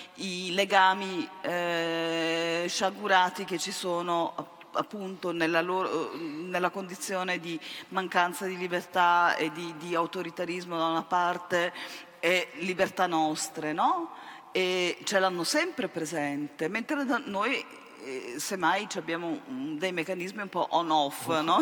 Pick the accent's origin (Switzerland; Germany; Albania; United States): Germany; moved away; essere nata e cresciuta in Germania da genitori appunto sopravvissuti alla Shoah